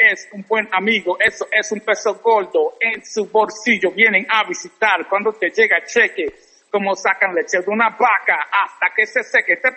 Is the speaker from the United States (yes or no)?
yes; New York City, New York, United States; also born or lived in Vega Baja, Puerto Rico; Sí, nací en Vega Baja. Mi mamá se mudó para Nueva York desde nosotros jovencitos, o me crié en el Bronx.